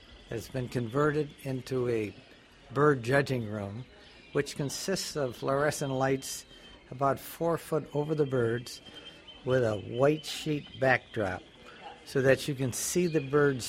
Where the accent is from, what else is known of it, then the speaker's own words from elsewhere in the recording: Saginaw, Michigan, United States; I'm from Saginaw, Michigan.